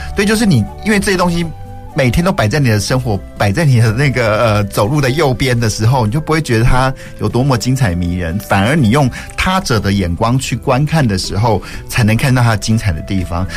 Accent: Taichung, Taiwan; 我们台中人

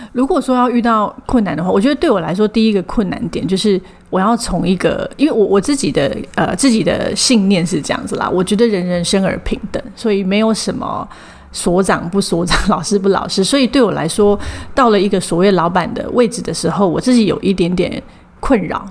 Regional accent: Taipei, Taiwan; moved away as an adult; 因为我从小到大都在台北

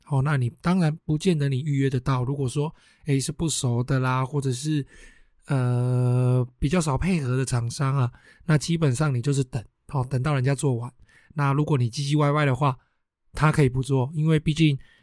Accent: Taiwan; 我们台湾人嘛，哦，就是会过新年哦，什么东西都要新的嘛

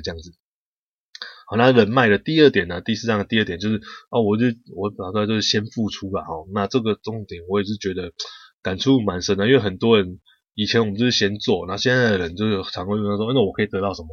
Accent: Taiwan; 我们台湾人

